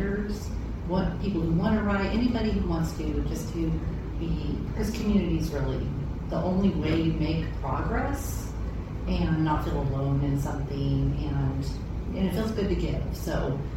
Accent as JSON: {"language": "English", "town": "Grants Pass", "region": "Oregon", "country": "United States", "tie": "born or raised there", "moved": "yes", "said": "I'm from Grants Pass here, actually born here, and then we were gone for 25 years"}